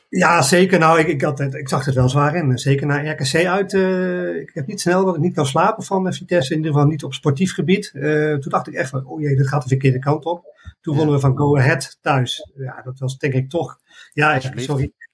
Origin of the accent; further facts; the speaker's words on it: Arnhem, Gelderland, Netherlands; ik ben een Arnhemmer eh, en eh, ik ben eh, van jongs af aan bij de club terechtgekomen